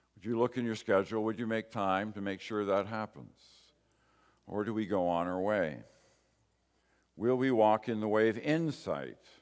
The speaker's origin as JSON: {"language": "English", "country": "Canada"}